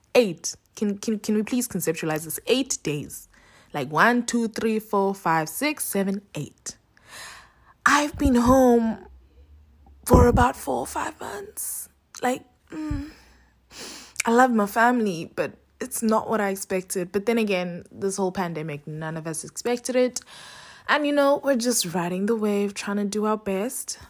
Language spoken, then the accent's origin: English; Cape Town, Western Cape, South Africa; moved away as an adult; now in Johannesburg, South Africa; right now I'm in Cape Town, which is my hometown